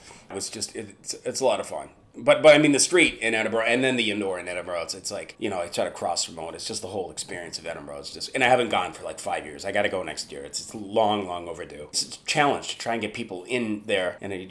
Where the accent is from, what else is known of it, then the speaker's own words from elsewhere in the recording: Vancouver, British Columbia, Canada; I'm from Vancouver.